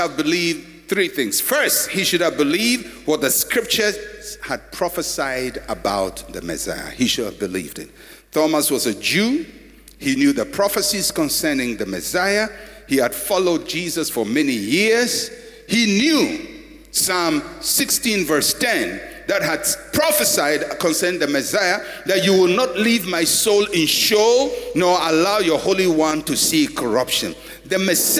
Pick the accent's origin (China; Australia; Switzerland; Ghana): Ghana; I'm a Ghanaian